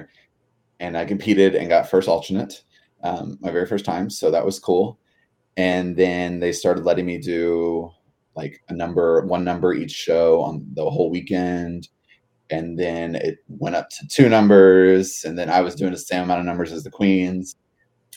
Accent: Louisville, Kentucky, United States; I am from Louisville, Kentucky, born and raised, and I currently live here as well.

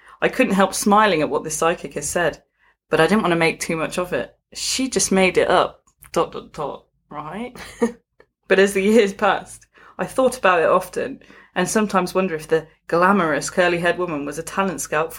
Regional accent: Northern Ireland, United Kingdom; Not only did I have this to contend with growing up in Northern Ireland, but I was a boy who preferred my mum's dresses

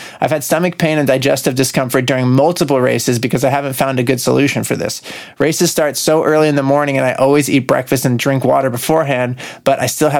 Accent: Santa Monica, California, United States; … from Santa Monica. Jeez. We got a TTL Nature right here in my hometown.

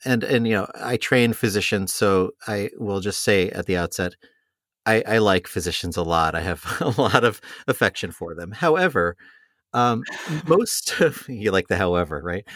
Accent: New York, United States; moved away as an adult; now in Columbus, United States; I'm a New Yorker originally

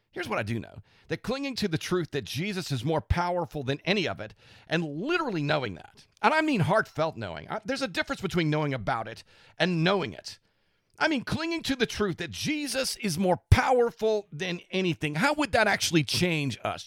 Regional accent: United States; as American Christians

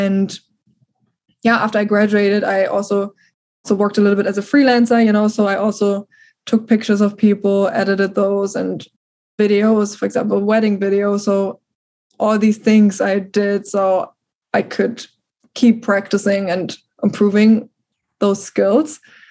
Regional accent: Germany; accent: German; first language German; English is a second language; moved away as an adult; now in United States

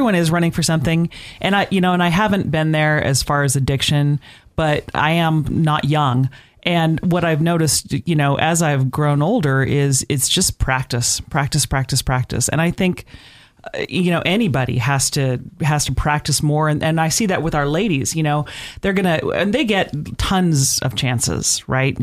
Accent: Boise, Idaho, United States; I grew up on the bench. I grew up on Cassia Street, halfway between Vista and Shoshone

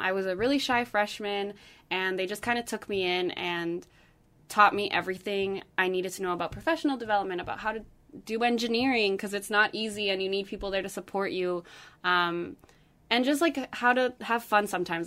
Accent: Santiago, Santiago Metropolitan Region, Chile; moved away; I'm from Santiago, Chile

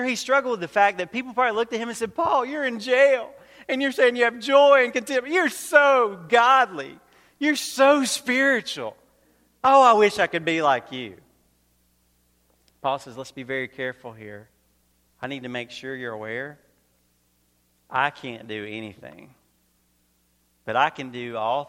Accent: Georgia, United States; also born or lived in North Carolina; now in Queensbury, United States; originally I grew up in Georgia. I lived in North Carolina for a little while.

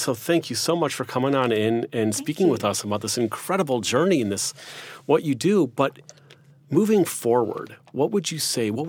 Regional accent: United States; I'm American.

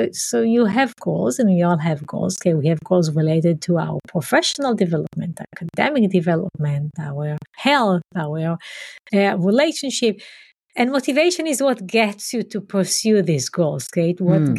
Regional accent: Israel; But first I grew up in Israel, in a community that is very different than where I am now. So it was a small community, a socialist community where we walked the land and had farming and animals and so on.

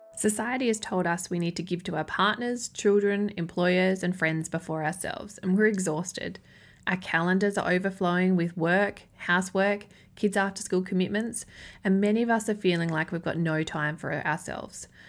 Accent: Adelaide, South Australia, Australia; moved away as an adult; also born or lived in Yorke Peninsula; my hometown of Adelaide, South Australia

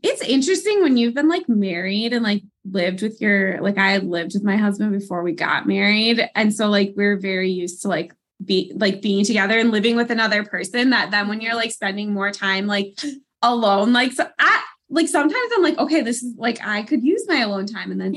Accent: Wisconsin, United States; moved away as an adult; now in Pennsylvania, United States; I am originally from Wisconsin. That is my home base.

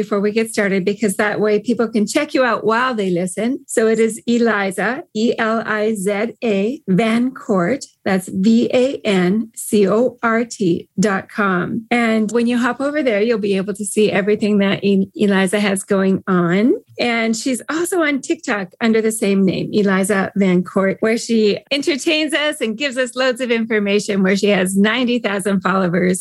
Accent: Canada; I'm a Canadian. We are known worldwide for being nice.

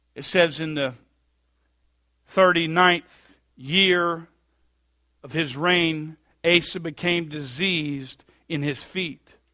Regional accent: Bluffton, United States; we're from Bluffton

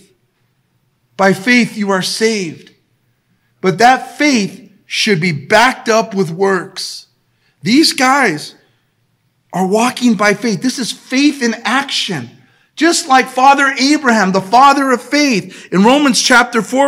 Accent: El Monte, California, United States; I was a kid from El Monte, and I believed that I can be different because of Jesus

